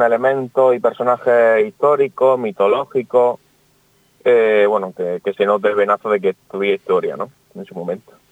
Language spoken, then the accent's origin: Spanish; Almería, Andalusia, Spain; soy de Almería